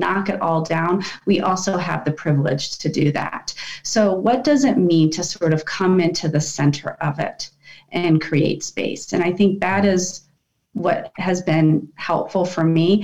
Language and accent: English; Washington, District of Columbia, United States; I grew up in Washington, D.C. in that part of the world.